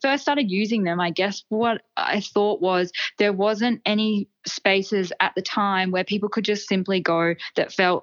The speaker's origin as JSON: {"language": "English", "region": "Queensland", "country": "Australia", "also_born_or_lived": "Melbourne, Australia", "moved": "yes", "lives_now": "Sydney, Australia", "said": "I'm from Queensland originally."}